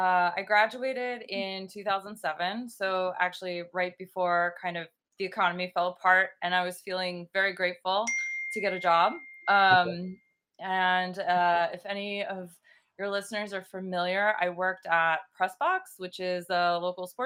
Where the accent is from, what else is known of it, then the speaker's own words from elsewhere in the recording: Baltimore County, Maryland, United States; also born or lived in New York; I'm actually from Baltimore County. I grew up there.